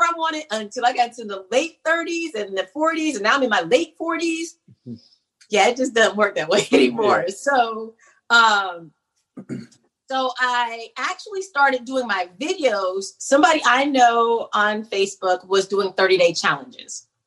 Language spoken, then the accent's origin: English; Oak Park, Illinois, United States; moved away as an adult; now in North Carolina, United States; I'm from Oak Park, Illinois, right outside of Chicago